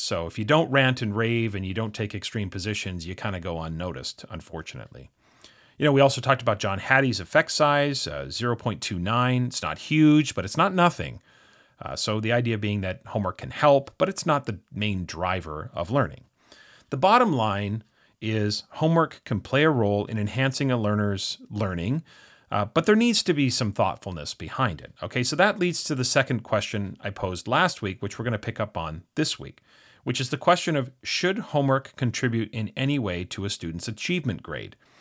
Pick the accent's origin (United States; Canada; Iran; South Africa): Canada; being Canadian